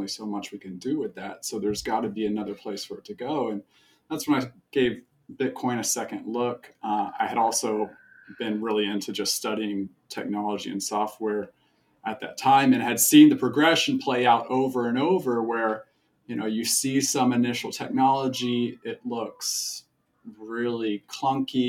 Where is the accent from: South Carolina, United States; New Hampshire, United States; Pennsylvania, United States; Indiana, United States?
South Carolina, United States; Charleston; I grew up in Charleston, South Carolina.